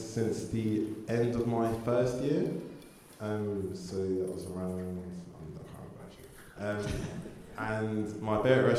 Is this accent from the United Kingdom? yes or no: yes; Suffolk, East of England, United Kingdom; moved away as an adult; now in Norwich, United Kingdom; I'm from Suffolk, we haven't got Five Guys there